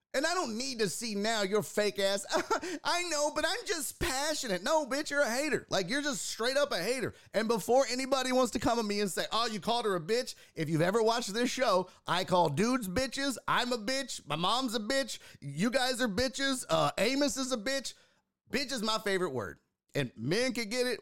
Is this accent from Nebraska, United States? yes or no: no; Houston, Texas, United States; our city's culture